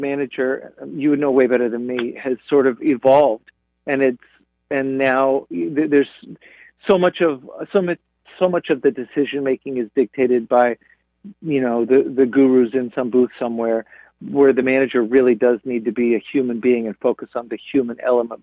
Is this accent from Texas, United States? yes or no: yes; Texas, United States; growing up in Texas, you know, it's just, that's such a part of, you know, our collective experience as residents of the Metroplex